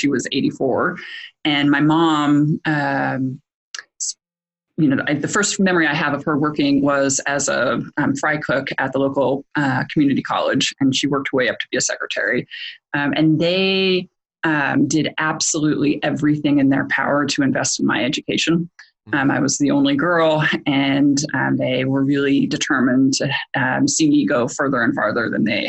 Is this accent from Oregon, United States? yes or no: yes; Portland, Oregon, United States; I grew up here in Portland